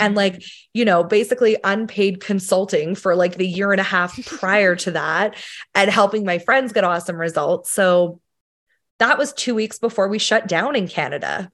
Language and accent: English; Sheffield, Yorkshire and the Humber, United Kingdom; moved away; I'm from the U K originally, um, we're from Sheffield in England